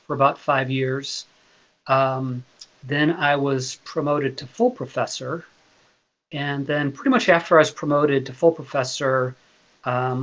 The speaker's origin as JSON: {"language": "English", "town": "Chicago", "region": "Illinois", "country": "United States", "also_born_or_lived": "Ohio / Virginia", "moved": "as an adult", "lives_now": "Kent, United States", "said": "I'm from Chicago. I went to grad school in Ohio, so I consider myself a Midwestern person, a Midwestern kid"}